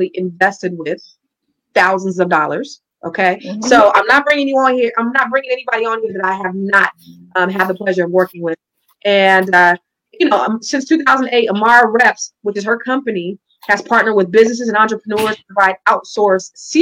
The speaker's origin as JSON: {"language": "English", "region": "California", "country": "United States", "said": "the way we say it in Cali"}